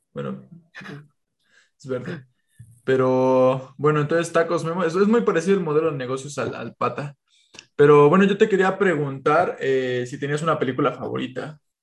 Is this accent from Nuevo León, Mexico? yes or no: no; Tulancingo, Hidalgo, Mexico; yo soy de Tulancingo